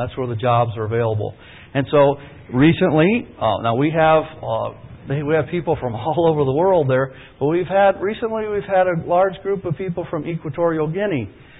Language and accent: English; Peru; I was born in Peru. A lot of you, I'm probably less American than a lot of you, but I was born and raised in the Amazon jungle.